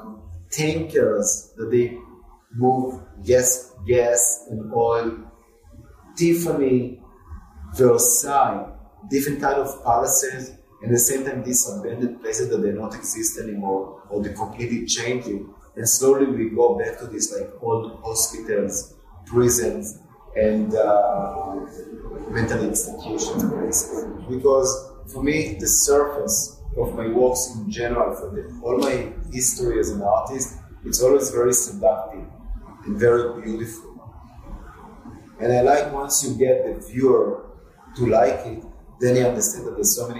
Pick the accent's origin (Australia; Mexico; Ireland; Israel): Israel; Tel Aviv, Tel Aviv District; moved away; I remember growing up in Israel. Half of Tel Aviv was like dunes, you know, in the 70s, 80s.